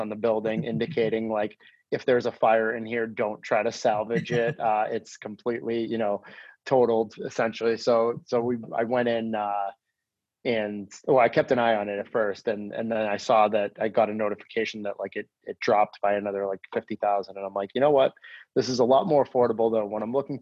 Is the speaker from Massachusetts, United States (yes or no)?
yes; Lynnfield, Massachusetts, United States; I grew up in Linfield